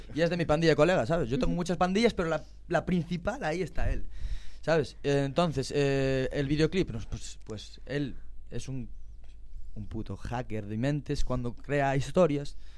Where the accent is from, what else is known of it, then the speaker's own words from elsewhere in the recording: As Neves, Galicia, Spain; Para mi pueblo, arraso total. Yo soy de las nieves